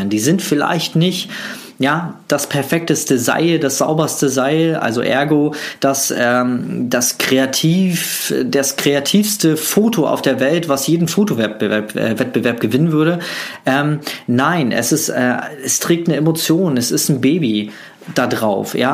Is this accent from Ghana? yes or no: no; Germany; Ich komme aus der DDR, ja. Ich bin äh, ein DDR-Flüchtling und meine Mutter ist mit mir noch vor der Wende über die Grenze geflohen.